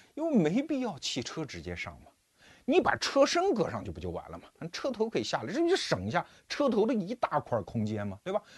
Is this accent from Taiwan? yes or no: no; Wuhu, Anhui, China; 我们小时候，我老家安徽芜湖嘛，那个长江上就有轮渡啊